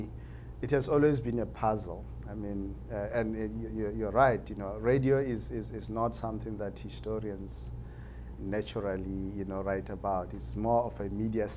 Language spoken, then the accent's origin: English; Limpopo, South Africa; I grew up in Limpopo province of South Africa. That is where I was actually born, and I went to school there.